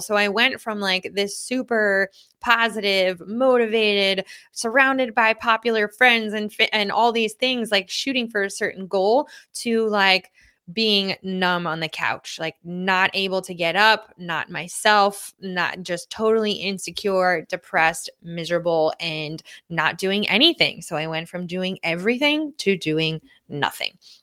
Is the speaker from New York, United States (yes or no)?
yes; Lynbrook, New York, United States; I grew up in Lynbrook, New York